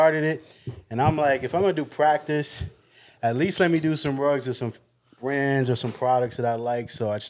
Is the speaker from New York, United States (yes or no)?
yes; Long Island, New York, United States; I'm from Long Island.